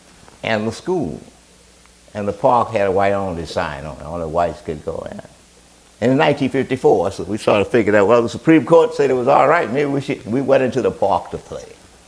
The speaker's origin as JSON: {"language": "English", "town": "New Orleans", "region": "Louisiana", "country": "United States", "tie": "born or raised there", "said": "I grew up in New Orleans, Louisiana, in the 15th Ward. It's called Algiers."}